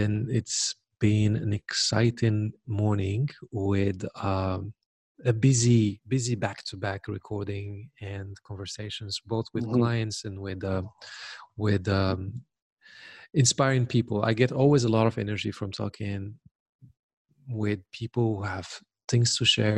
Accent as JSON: {"language": "English", "country": "Morocco", "said": "We're both from there."}